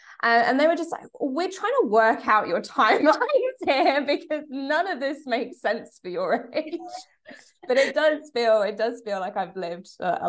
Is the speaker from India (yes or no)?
no; England, United Kingdom; accent: English accent; also born or lived in France / Australia / Oxford; now in Derry, United Kingdom; So I was born in Derry. I moved over to England when I was very young. I think I was only about 2 years old. And I grew up mostly in England, but I also spent some time in France, which I actually forgot to tell you, and also in Australia. So my accent's pretty mixed.